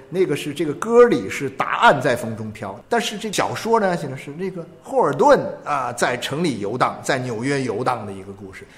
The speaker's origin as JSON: {"language": "Chinese", "country": "China", "said": "在我们中国人的生活的语境里面"}